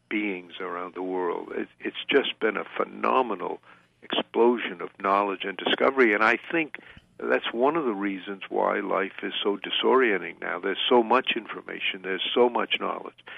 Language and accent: English; Waterville, Maine, United States; when I was a small boy growing up in Waterville, Maine, many years ago